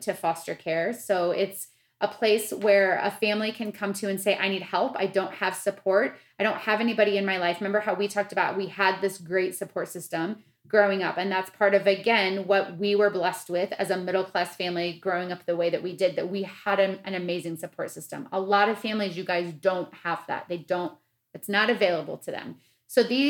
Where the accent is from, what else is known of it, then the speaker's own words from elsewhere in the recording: Midwest, United States; me being the white girl that I was growing up in the Midwest, in my nice little suburban town